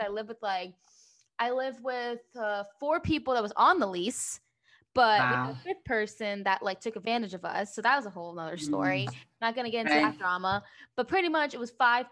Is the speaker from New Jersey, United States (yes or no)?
yes; New Jersey, United States; moved away as an adult; I grew up in New Jersey